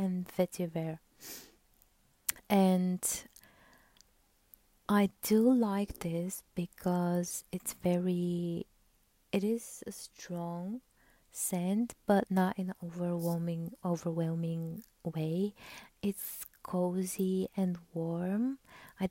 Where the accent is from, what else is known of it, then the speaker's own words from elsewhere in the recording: Bulgaria; I'm from Bulgaria